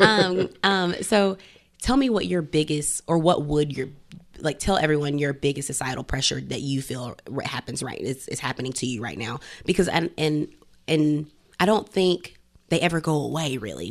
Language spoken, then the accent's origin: English; Greenville, South Carolina, United States; growing up in Greenville, South Carolina